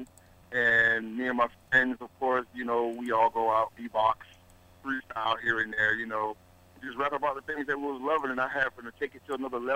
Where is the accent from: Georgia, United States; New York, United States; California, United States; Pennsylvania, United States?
Georgia, United States; I'm originally from Georgia